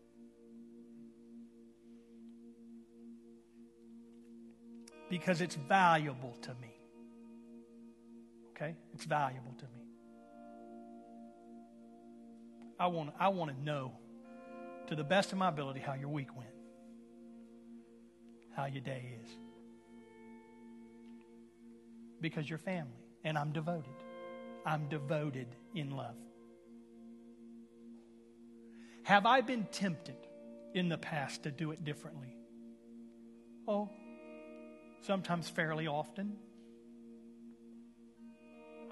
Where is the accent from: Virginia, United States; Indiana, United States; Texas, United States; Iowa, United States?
Texas, United States; Houston; we're from Houston